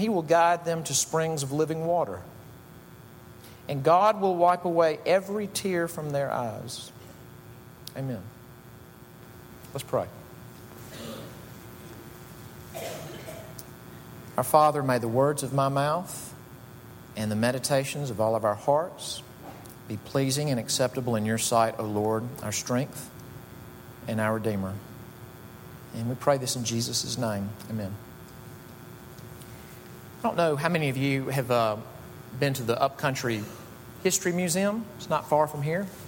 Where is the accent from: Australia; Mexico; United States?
United States; Jackson, Mississippi; Jackson, Mississippi, which is my hometown